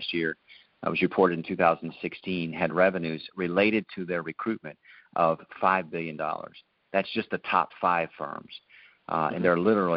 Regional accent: Ohio, United States; moved away; we're originally from Ohio

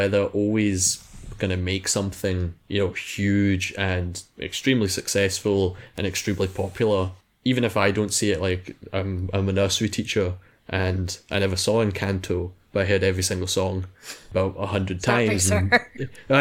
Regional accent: Scotland, United Kingdom; I'm Scottish

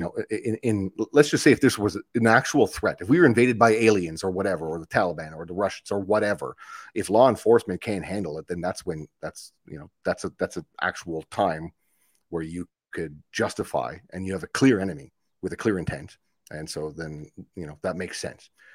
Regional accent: Ottawa, Ontario, Canada; I grew up in Ottawa

